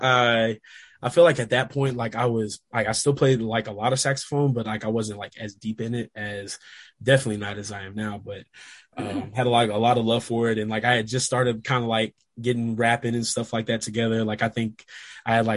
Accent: Little Rock, Arkansas, United States; moved away; growing up in Little Rock

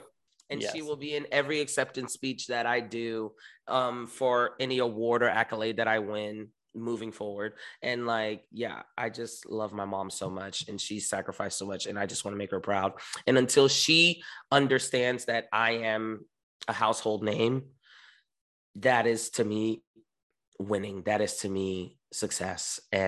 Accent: New York, United States; moved away; but I came from New York and New York is a hustle just to survive.

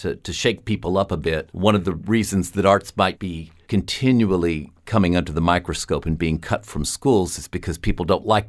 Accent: South Texas, United States; as a white guy growing up in South Texas

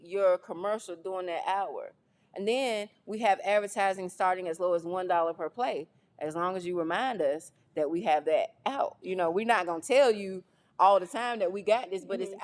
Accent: Jackson, North Carolina, United States; I grew up in Jackson, North Carolina

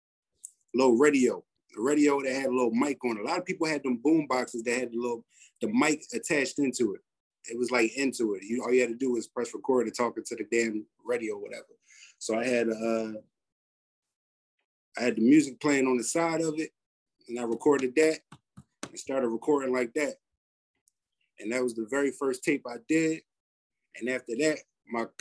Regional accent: Philadelphia, Pennsylvania, United States; I was born in North, pretty much Mansion on Napa Street, raised in West, Overbrook.

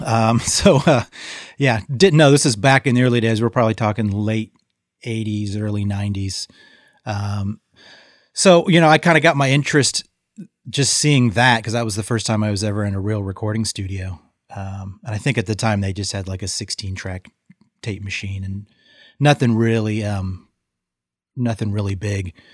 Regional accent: Modesto, California, United States; also born or lived in San Francisco; the Central Valley of, um, where I grew up in Modesto

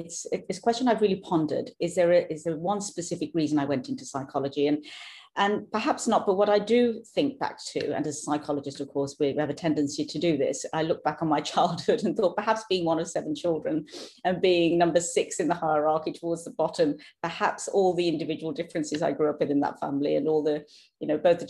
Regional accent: United Kingdom; accent: British; now in Norway; you'll hear my accent is British, born and brought up in the UK, now living in Norway, have done for the last 15 years.

